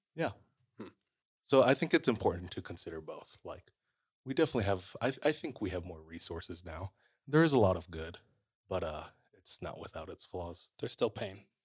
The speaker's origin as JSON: {"language": "English", "region": "Hawaii", "country": "United States"}